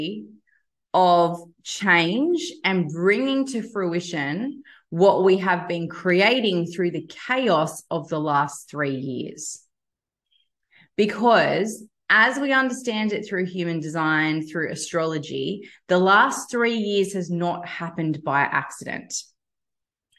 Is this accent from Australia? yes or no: yes; Australia; I'm an Australian